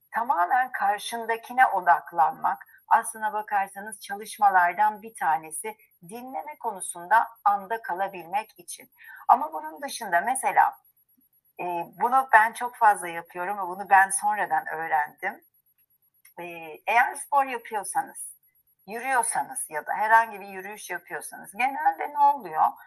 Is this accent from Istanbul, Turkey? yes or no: yes; Istanbul, Turkey; moved away as an adult; now in Izmir, Turkey; ben İstanbulluyum, İstanbul doğumluyum. E, ve bütün hayatım ağırlıklı İstanbul'da geçti